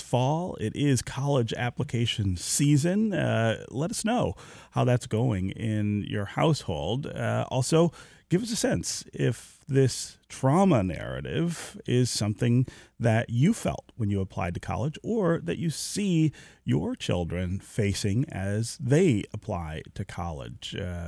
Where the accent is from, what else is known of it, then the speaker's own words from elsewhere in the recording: Detroit, Michigan, United States; born there; I was born near Grand River in Livernois, so okay. just around the corner from there.